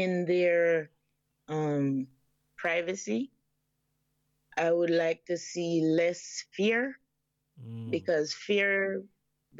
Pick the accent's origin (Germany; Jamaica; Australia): Jamaica; Portland; moved away as an adult; now in Canada; I was born in the beautiful parish of Portland, Jamaica. And then I migrated to Canada, you know, in 95.